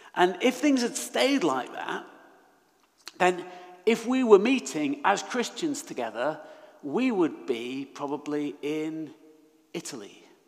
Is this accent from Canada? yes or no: no; Manchester, North West England, United Kingdom; now in Leeds, United Kingdom; I was born in Manchester, love living in Leeds